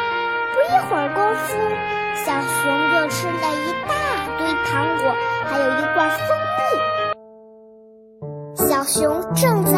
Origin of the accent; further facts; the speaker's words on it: Beijing, China; 我喜欢画画和英语，我来自北京，我五岁了，